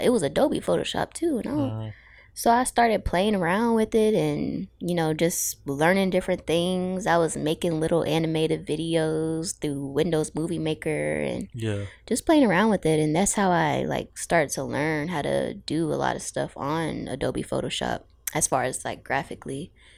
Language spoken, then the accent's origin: English; Suffolk, Virginia, United States; also born or lived in Norfolk; now in Newport News, United States; I'm from a lot of places, but I grew up in Suffolk and I currently live in Newport News